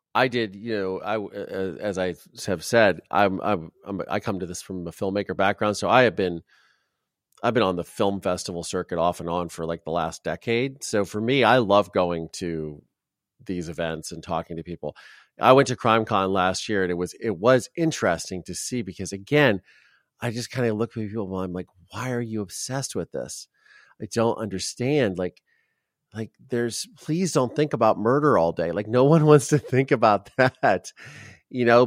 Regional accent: Ohio, United States; I grew up in Ohio

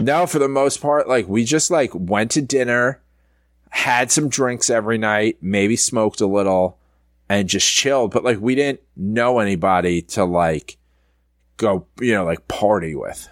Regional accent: New York, United States; I'm from New York

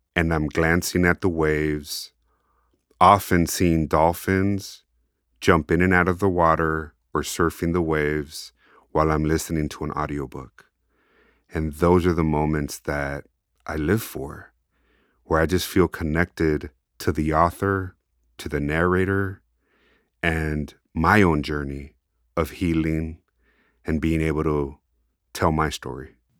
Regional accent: United States; accent: Chicano; my Chicano accent

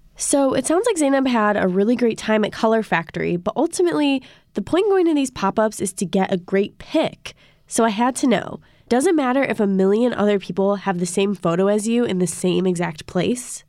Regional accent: Chicago, Illinois, United States; I'm from Chicago

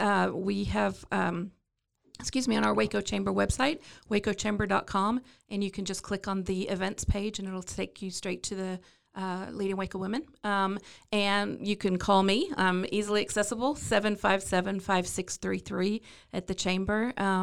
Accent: London, United Kingdom; accent: British; Well, I was Born and raised in London, England. I know you can't tell by my thick British accent

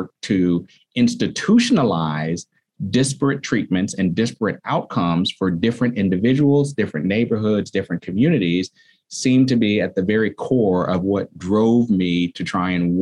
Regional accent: San Francisco, California, United States; I'm a fourth generation San Franciscan, and I grew up here in the Bayview

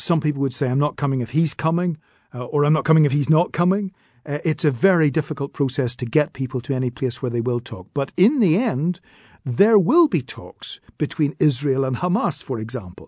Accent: Northern Ireland, United Kingdom

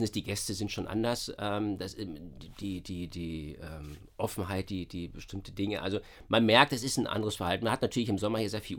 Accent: Berlin, Germany; das kennt man halt als Berliner nicht so.

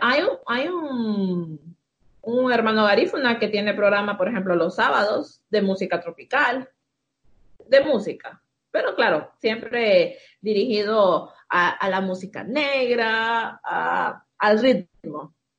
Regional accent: Tegucigalpa, Francisco Morazán, Honduras; Aquí nací. Toda la vida. Crecí. Sí. Nací, crecí aquí en Tegucigalpa.

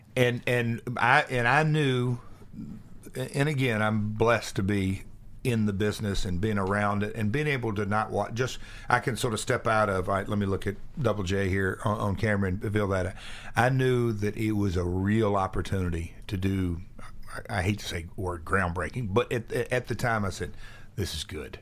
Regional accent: Nashville, Tennessee, United States; come from Nashville

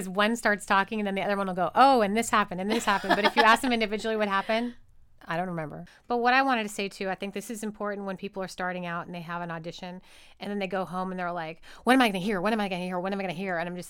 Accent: Los Angeles, California, United States; moved away; I'm from Los Angeles.

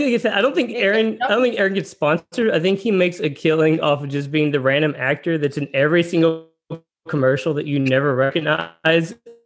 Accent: Dallas, Texas, United States; whenever I grew up here in Dallas.

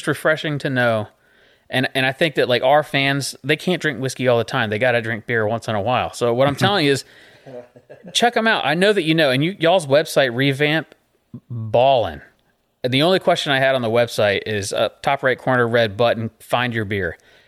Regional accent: Boonville, North Carolina, United States; So I'm from Boonville, North Carolina. So there's more than one Boonville. That's where I'm from, is Boonville, North Carolina.

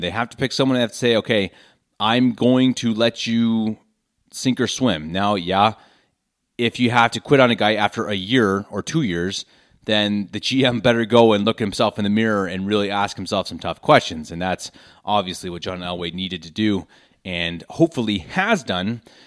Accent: Denver, Colorado, United States; moved away as an adult; now in Munich, Germany; born and raised in Denver, Colorado

